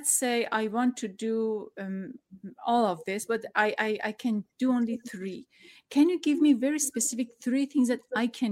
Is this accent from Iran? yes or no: yes; Iran; English is a second language; now in United States; I am from Iran. I lived through revolution and war